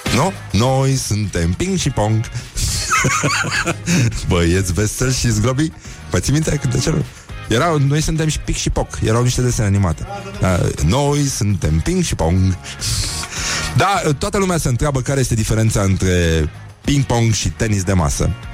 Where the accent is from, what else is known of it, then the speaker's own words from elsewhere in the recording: Brăila County, Romania; eu sunt din Brăila